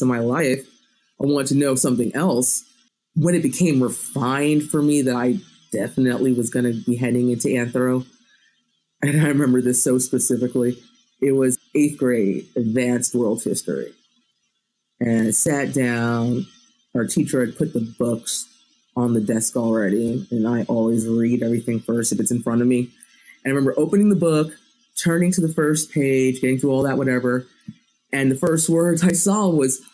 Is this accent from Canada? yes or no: no; United States; I was born in the United States. I was raised in America